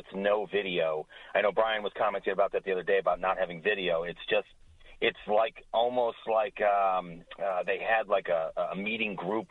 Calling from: Galloway, New Jersey, United States; So, yeah, I'm Galloway, Jersey

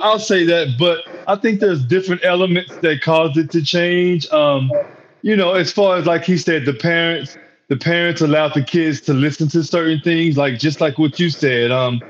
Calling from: Waco, Texas, United States; I'm calling from Texas. Waco, Texas is that.

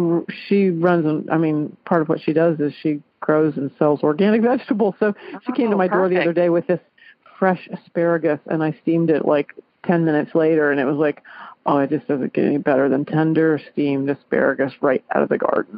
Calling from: Clarksville, Ohio, United States; I am calling from Clarksville, Ohio.

